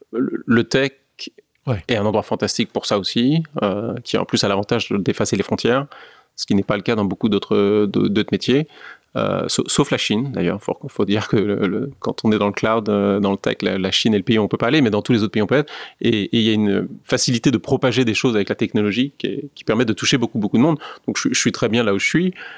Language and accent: French; France; moved away; also born or lived in New York; quand on est un Français euh, dans le luxe